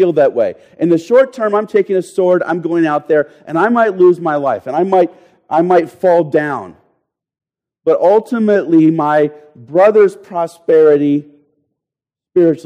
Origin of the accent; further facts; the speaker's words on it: United States; we Americans